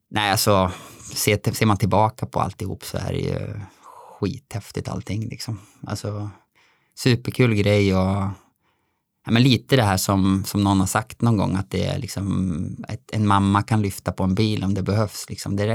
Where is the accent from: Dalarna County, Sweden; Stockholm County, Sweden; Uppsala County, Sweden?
Dalarna County, Sweden; also born or lived in Alingsås area; now in Alingsås, Sweden; Absolut, jag är ju från Dalarna